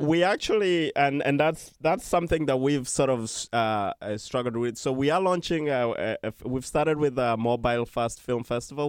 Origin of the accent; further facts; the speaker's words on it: Uganda; now in New York, United States; I'm originally from Uganda